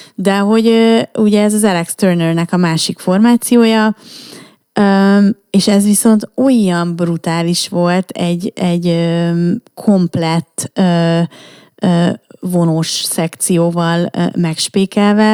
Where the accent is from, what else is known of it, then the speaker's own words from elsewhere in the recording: Budapest, Hungary; budai lány, tehát, hogy érted, én aztán tényleg, ne, nekem minden a Moszkva térről indult